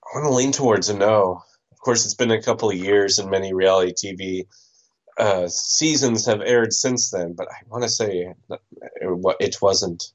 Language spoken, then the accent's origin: English; Canada; I am from Canada